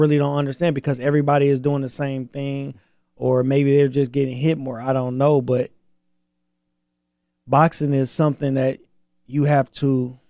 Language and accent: English; Flint, Michigan, United States; But until then, you know, I'm from Flint. You know, I'm from Michigan.